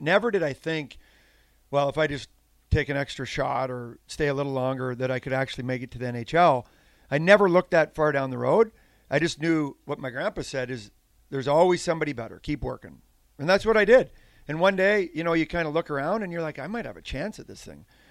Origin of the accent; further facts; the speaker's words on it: Saskatchewan, Canada; moved away; I grew up on a farm in Saskatchewan, Western Canada